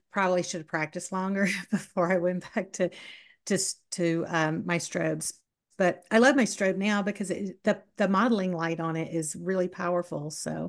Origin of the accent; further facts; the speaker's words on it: Southern United States, United States; accent: southern; That's my southern accent coming out.